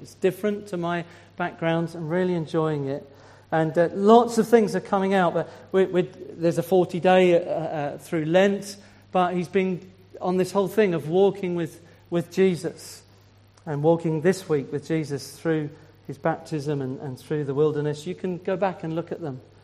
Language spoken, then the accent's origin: English; Swindon, South West England, United Kingdom; moved away as an adult; now in Isle of Wight, United Kingdom; I'm from Swindon